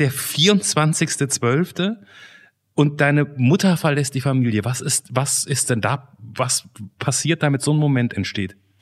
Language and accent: German; Germany; ich bin ja Deutscher